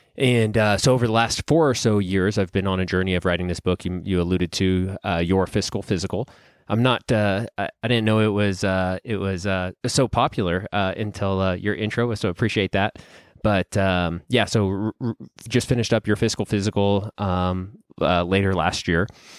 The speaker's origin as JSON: {"language": "English", "town": "Reno", "region": "Nevada", "country": "United States", "tie": "born or raised there", "said": "I'm born and raised in Reno, Nevada. Went to the local university here, University of Nevada, Reno."}